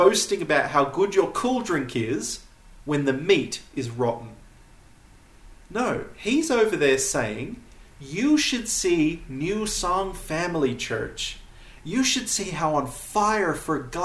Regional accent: United States; accent: American; now in Namibia; my American accent

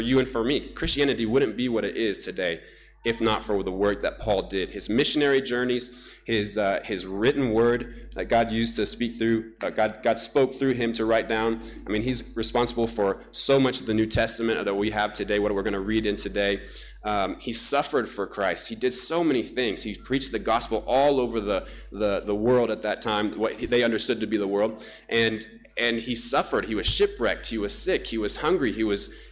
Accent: Namibia; moved away; my home country, Namibia, whom I love so much

